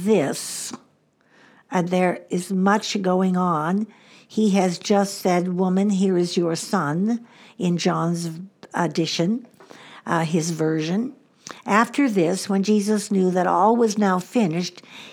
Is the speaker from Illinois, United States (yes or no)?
yes; Chicago, Illinois, United States; also born or lived in Southwest US; now in Southwest, United States; I grew up in the Midwest